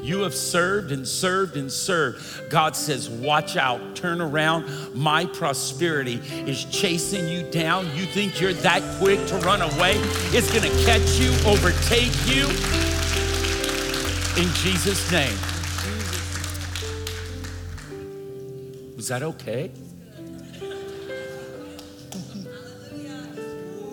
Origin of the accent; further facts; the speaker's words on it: Louisiana, United States; now in Seattle, United States; I was born in Louisiana, and I married my fifth cousin